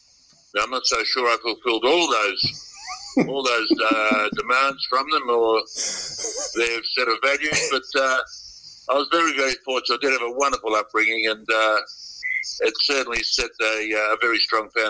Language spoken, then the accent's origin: English; Myrtleford, Victoria, Australia; also born or lived in Perth / Manjimup / Gunbower; He got an offer to share crop in Gunbow and then in Myrtleford, where I spent the majority of my upbringing